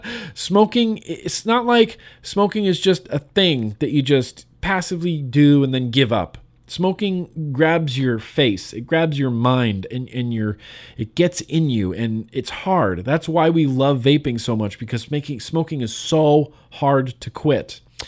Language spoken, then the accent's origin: English; Kuwait; English is a second language; I'm a 28-year-old guy. I'm from Kuwait. It is a small country in the Middle East.